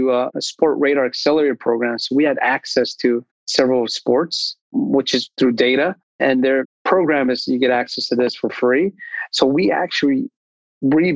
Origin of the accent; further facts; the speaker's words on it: Bay Area, California, United States; moved away as an adult; now in Sacramento, United States; I grew up in the Bay Area, so I felt the startups scene in Silicon Valley